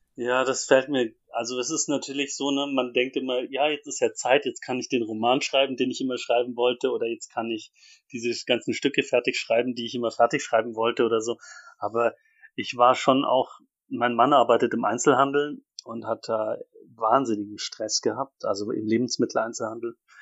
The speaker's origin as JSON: {"language": "German", "town": "Ansbach", "region": "Bavaria", "country": "Germany", "tie": "born or raised there", "also_born_or_lived": "Leipzig", "moved": "as an adult", "said": "in so einer Laiengruppe in, in Ansbach, wo ich aufgewachsen bin"}